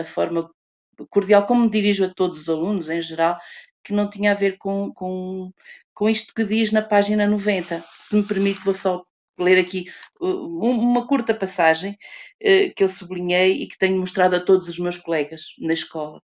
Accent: Portugal; sou branca, sou portuguesa

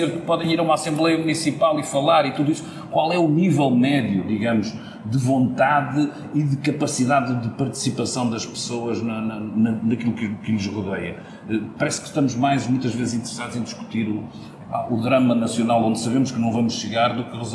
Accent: Porto, Norte, Portugal; moved away; eu até venho do Porto

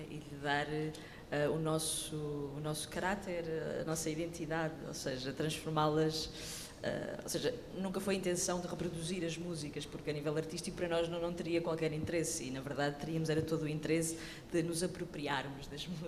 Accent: Portugal; podemos estar a ouvir música paquistanesa, mas ainda assim somos portugueses e podemos assumir isto tudo.

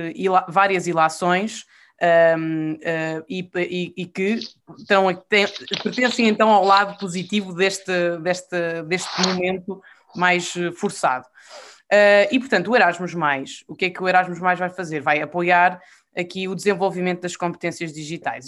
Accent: Portugal; eu sou portuguesa e sou europeia e não sei ser uma sem a outra.

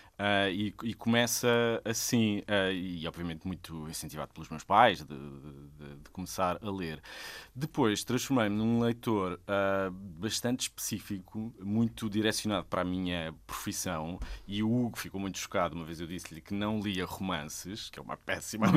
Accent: Sesimbra, Setúbal, Portugal; eu sou de Sesimbra, toda a minha família é de lá e cresci lá.

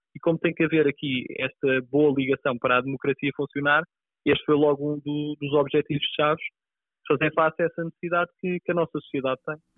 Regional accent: Pinhal Novo, Setúbal, Portugal; born or raised there; also born or lived in Azores

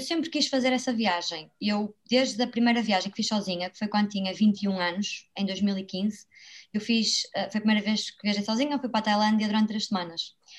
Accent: Braga, Norte, Portugal; also born or lived in Porto; eu vivo em Braga, sou natural de Braga

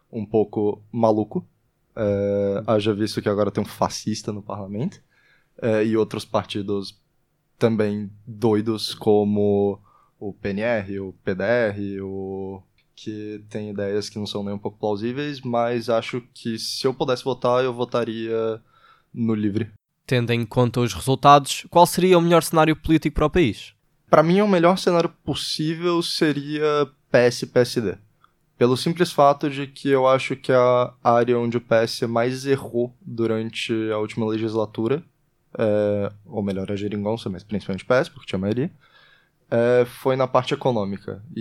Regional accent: Brazil; also born or lived in Netherlands; now in Portugal; eu sou brasileiro e holandês, então eu não consigo votar em Portugal

